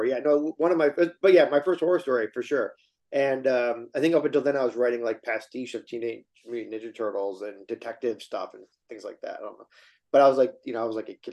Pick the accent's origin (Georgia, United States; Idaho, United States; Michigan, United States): Michigan, United States; Detroit; Yeah, I'm from Yeah, the okay. Detroit area.